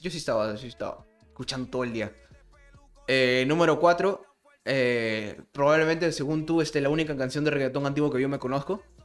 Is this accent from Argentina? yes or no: no; Peru; yo soy de Perú